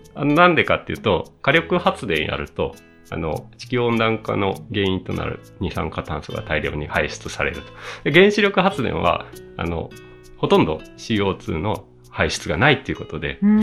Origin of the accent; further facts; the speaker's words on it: Asahikawa, Hokkaido, Japan; moved away as an adult; also born or lived in Tokyo; 僕、あの、北海道出身、北海道のね、旭川出身なんですよね